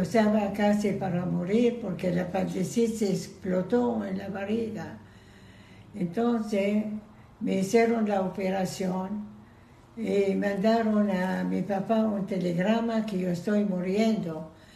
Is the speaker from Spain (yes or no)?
no; Iran; Spanish is a second language; moved away; also born or lived in Israel / Venezuela; Yo nací en Irán